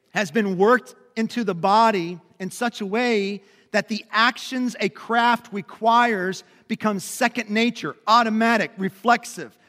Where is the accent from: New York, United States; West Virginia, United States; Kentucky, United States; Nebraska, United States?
Kentucky, United States; Lebanon Junction; also born or lived in Lexington, Kentucky / Louisville, Kentucky / Memphis, Tennessee; I grew up in a little town called Lemon Junction, which is about thirty miles south of here